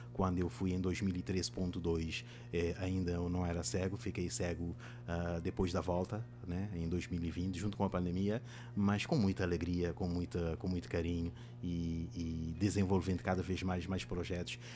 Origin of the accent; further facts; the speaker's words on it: Mindelo, São Vicente, Cape Verde; first language Cape Verdean Creole (Sampadjudo); Portuguese is a second language; moved away as an adult; now in João Pessoa, Brazil; Sou africano da República de Cabo Verde e da cidade de Mindelo, né, cidade natal da, da Cesária Évora